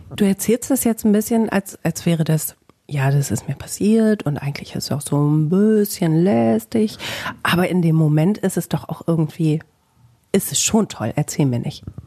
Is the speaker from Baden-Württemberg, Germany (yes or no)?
no; Bielefeld, North Rhine-Westphalia, Germany